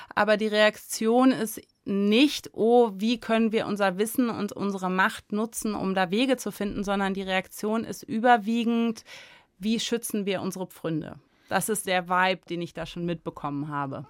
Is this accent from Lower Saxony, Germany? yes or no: yes; Göttingen, Lower Saxony, Germany; also born or lived in Bad Gandersheim; in Göttingen tatsächlich, wo ich geboren bin.